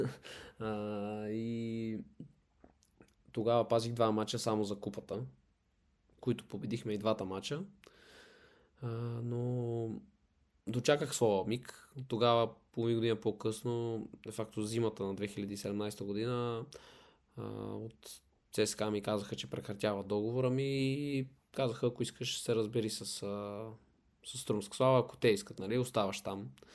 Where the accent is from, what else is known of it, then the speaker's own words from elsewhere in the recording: Sofia, Sofia City, Bulgaria; also born or lived in Silistra; израснал съм в София